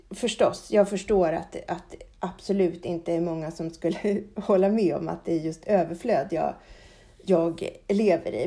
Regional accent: Sweden; här hemma i Sverige

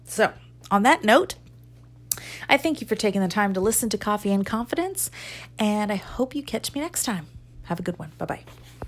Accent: United States; I'm American too

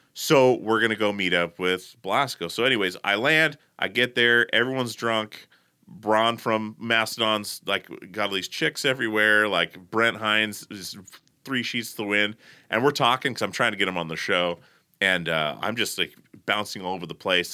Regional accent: Portland, United States

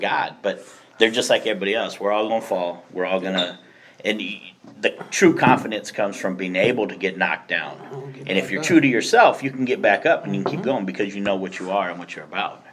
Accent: Phoenix, Arizona, United States; moved away as an adult; also born or lived in Kansas; I'm going from South Phoenix

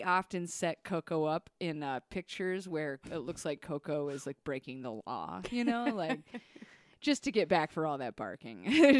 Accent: Bremerton, Washington, United States; moved away as an adult; also born or lived in Cheyenne, Wyoming; go right to my hometown, which is Bremerton.

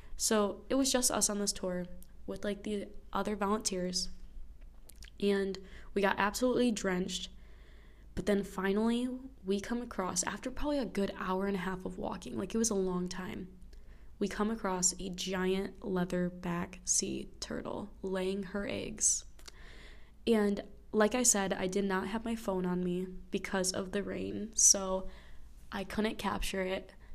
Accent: United States; I am now back in my home state where there is snow everywhere

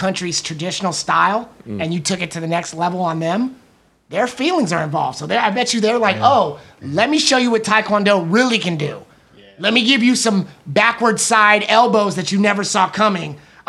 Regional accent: Oakland, California, United States; I am from North Oakland.

